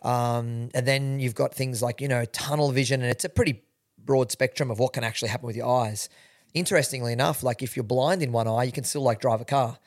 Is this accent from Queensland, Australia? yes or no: no; Sydney, New South Wales, Australia; I'm from, born and bred in Sydney